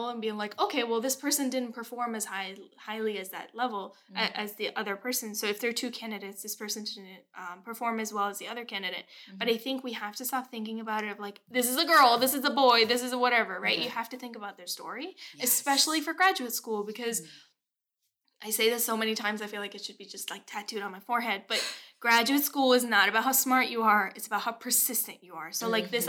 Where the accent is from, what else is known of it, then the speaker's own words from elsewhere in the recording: Massachusetts, United States; I grew up in Massachusetts